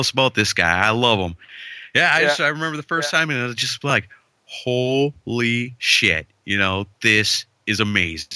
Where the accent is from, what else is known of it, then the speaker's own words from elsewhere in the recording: Wisconsin, United States; growing up in Wisconsin